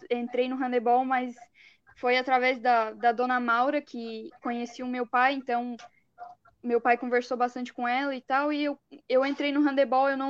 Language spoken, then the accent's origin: Portuguese; Criciúma, Santa Catarina, Brazil; Então, eu sou de Criciúma mesmo, eu moro bem pertinho da fundação e do ginásio, né?